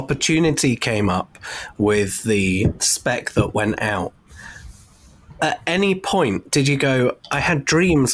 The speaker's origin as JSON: {"language": "English", "town": "Bournemouth", "region": "South West England", "country": "United Kingdom", "tie": "born or raised there", "said": "my hometown, Bournemouth in the United Kingdom"}